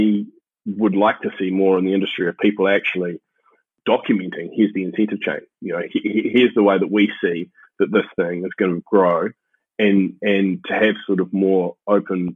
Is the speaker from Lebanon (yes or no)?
no; New Zealand; moved away; I had the benefit, I guess, of growing up in New Zealand, where we consider ourselves like super uncorrupt